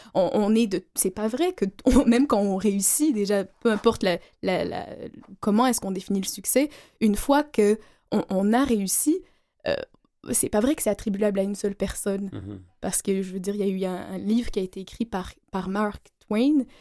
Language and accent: French; Algeria; moved away; je suis née en Algérie